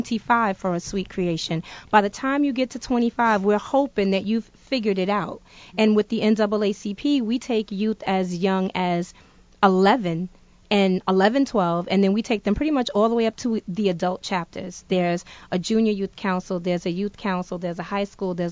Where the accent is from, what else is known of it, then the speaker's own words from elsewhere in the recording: New York City, New York, United States; also born or lived in Jamaica, Queens / Canada / Massachusetts; now in Providence, United States; I am originally from the Bronx, New York.